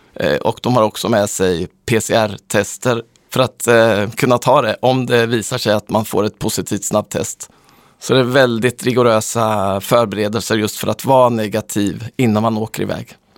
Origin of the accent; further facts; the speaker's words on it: Sweden; som svensk